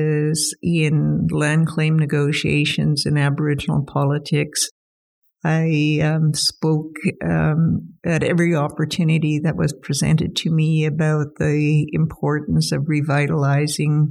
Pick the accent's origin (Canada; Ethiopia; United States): Canada; Whitehorse, Yukon; I'm a Yukon resident, always have been, and probably always will be. I was born here in Whitehorse and lived in the Whitehorse Lake LaBarge region and around Fox Lake as well my entire life.